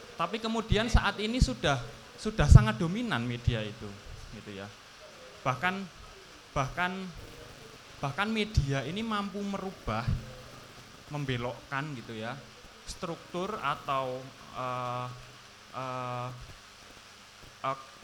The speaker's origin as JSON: {"language": "Indonesian", "town": "Surakarta", "region": "Central Java", "country": "Indonesia", "said": "saya di Solo, saya dari Solo"}